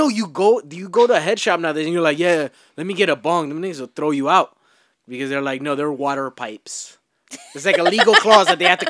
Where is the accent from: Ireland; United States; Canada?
United States; the South; I'm from the South